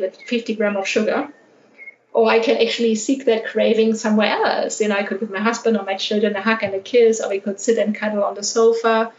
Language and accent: English; Germany; born or raised there; moved away as an adult; also born or lived in Australia / United Arab Emirates / London / Panama